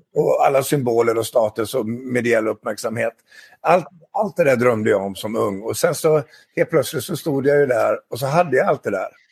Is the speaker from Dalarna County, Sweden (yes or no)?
yes; Dalarna County, Sweden; Jag är från Dalarna och jag är 61 år.